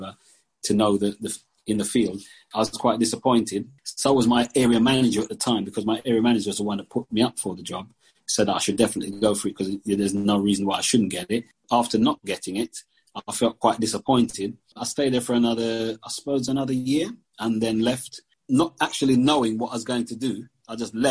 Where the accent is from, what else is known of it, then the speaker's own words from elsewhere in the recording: London, United Kingdom; also born or lived in Jamaica / Brixton; I came from Jamaica in 1969 and grew up in Tooting